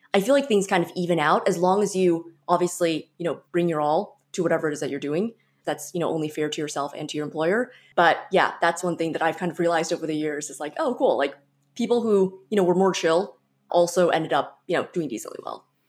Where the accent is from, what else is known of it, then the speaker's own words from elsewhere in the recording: San Francisco Bay Area, California, United States; I'm from the San Francisco Bay Area originally